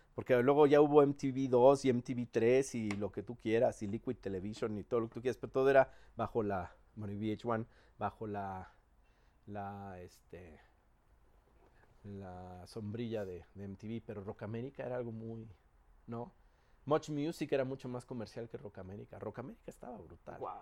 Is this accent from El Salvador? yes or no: no; Mexico City, Mexico; siendo los pinches chilangos mamones que somos